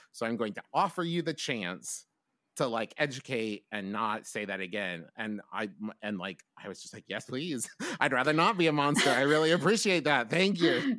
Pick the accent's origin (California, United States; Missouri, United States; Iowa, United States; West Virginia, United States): West Virginia, United States; moved away as an adult; also born or lived in Oklahoma; I was from West Virginia